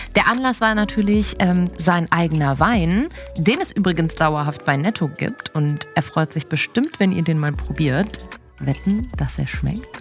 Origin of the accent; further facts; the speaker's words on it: Cologne, North Rhine-Westphalia, Germany; ich komme aus Köln